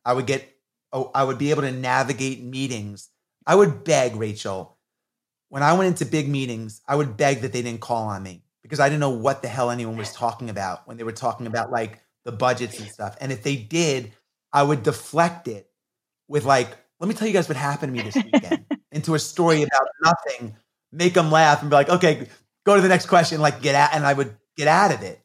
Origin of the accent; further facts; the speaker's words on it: New York, United States; I grew up in New York in the eighties when hip hop was coming on the scene